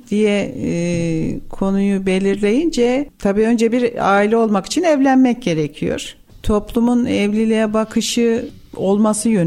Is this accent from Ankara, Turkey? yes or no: no; Tomarza, Kayseri Province, Turkey; born there; 67 ee, doğumluyum. Kayseri